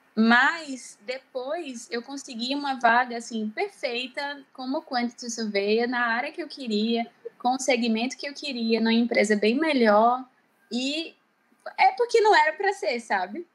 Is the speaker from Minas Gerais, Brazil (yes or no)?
no; Maceió, Alagoas, Brazil; moved away as an adult; also born or lived in Ireland; eu sou de Maceió, do Nordeste do Brasil